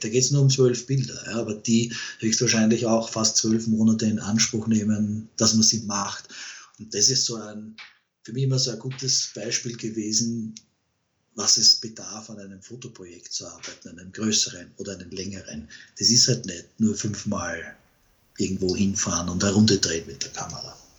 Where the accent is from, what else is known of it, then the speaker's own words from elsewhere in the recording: Vienna, Austria; bei uns in Wien